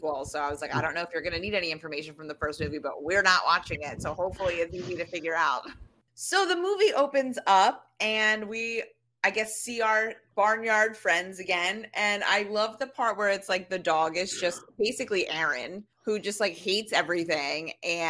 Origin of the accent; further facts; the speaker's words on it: United States; as an American